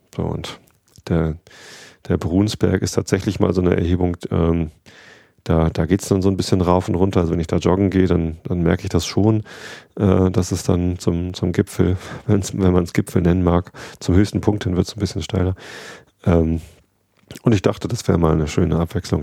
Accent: Wistedt, Lower Saxony, Germany; durch Wistet durch, da wo ich aufgewachsen bin

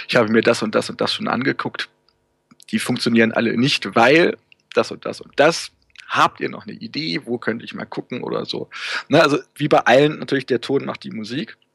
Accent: Hanover, Lower Saxony, Germany; Also ich habe, wie anfangs erwähnt, komme ich ja ursprünglich aus Hannover.

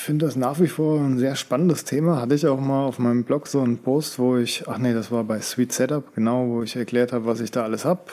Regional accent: Hesse, Germany; moved away; Kommen wir aus Hessen

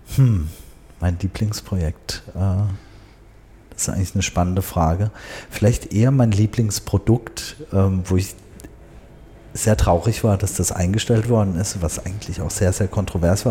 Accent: Karlsruhe, Baden-Württemberg, Germany; also born or lived in Tehran, Iran; hier in Karlsruhe, ähm, da bin ich auch aufgewachsen, im Baden

